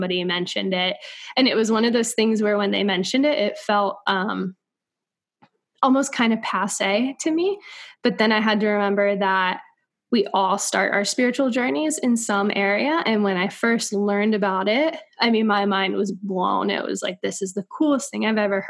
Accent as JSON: {"language": "English", "region": "coast of North Carolina", "country": "United States", "tie": "born or raised there", "also_born_or_lived": "St. Augustine, Florida / New York City", "moved": "as an adult", "said": "I grew up on the coast of North Carolina"}